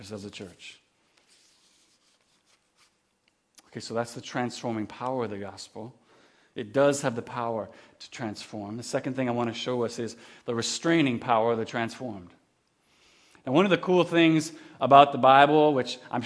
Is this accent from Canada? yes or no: yes; Kamloops, British Columbia, Canada; also born or lived in Campbell River; When I was 5 years old, we moved from Campbell River to Kamloops, where I grew up most of my life